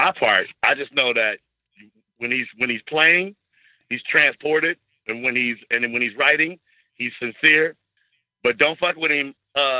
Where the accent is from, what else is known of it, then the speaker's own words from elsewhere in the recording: Kansas, United States; moved away; I came straight from Kansas. Church boy from Kansas, didn't know nothing about nothing